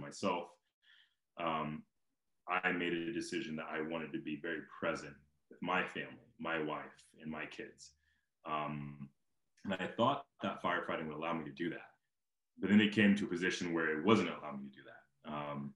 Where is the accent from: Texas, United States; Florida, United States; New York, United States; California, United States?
California, United States; Simi Valley; moved away; I grew up in Simi Valley, and around that area